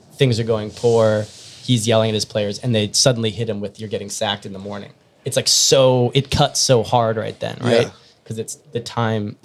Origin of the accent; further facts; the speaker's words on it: United States; I'm like an American